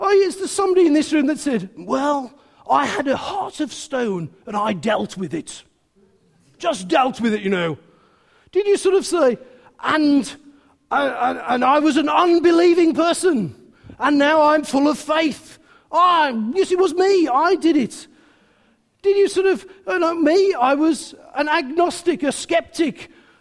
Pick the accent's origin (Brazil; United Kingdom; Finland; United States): United Kingdom; England; we're very English